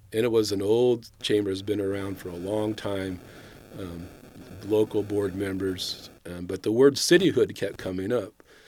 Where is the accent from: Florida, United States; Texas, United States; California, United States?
California, United States; El Dorado Hills; born or raised there; also born or lived in Carmichael, California / Sacramento, California